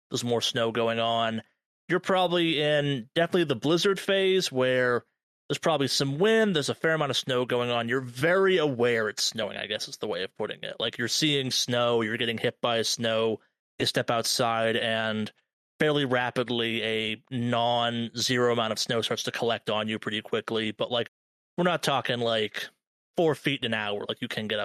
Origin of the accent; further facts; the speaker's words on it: California, United States; As a Californian